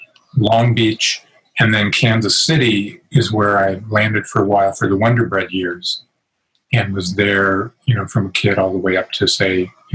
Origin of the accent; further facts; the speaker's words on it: London, United Kingdom; born there; I'm an English dude, so I was born in London, and there's some lineage and all that, I think, to Wallace.